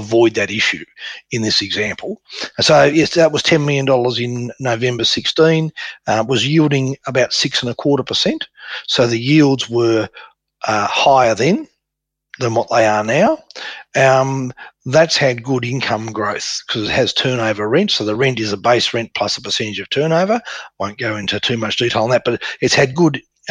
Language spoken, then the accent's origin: English; Tasmania, Australia; Tasmania, which is my hometown.